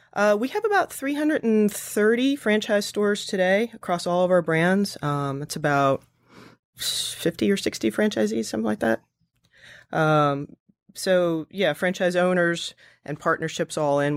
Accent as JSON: {"language": "English", "region": "New Jersey", "country": "United States", "also_born_or_lived": "Pennsylvania / Russia / upstate New York", "moved": "yes", "said": "I'm from New Jersey, so I moved back in with my parents"}